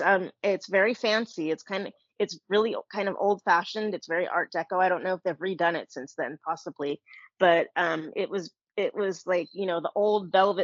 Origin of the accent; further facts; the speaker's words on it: Bay Area, California, United States; I grew up in the Bay Area, so I was actually close to the Coronet Theater.